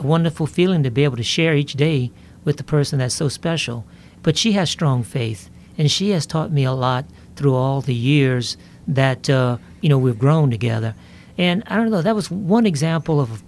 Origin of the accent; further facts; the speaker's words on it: Lafayette, Louisiana, United States; born and raised in Lafayette, Louisiana